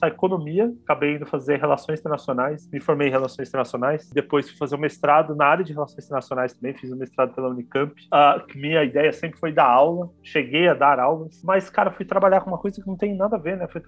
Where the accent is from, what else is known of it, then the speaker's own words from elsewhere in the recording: Belém, Pará, Brazil; born there; nasci em Belém parar Pará.